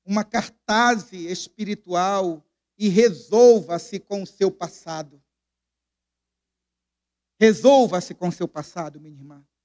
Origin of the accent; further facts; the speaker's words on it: Minas Gerais, Brazil; born there; also born or lived in São Paulo / Pará / Recife; now in Goiânia, Brazil; Eu nasci em Minas Gerais, fui para São Paulo, depois fui para o Pará, fui para Recife, voltei, vou, morei agora, estou morando aqui em Goiânia.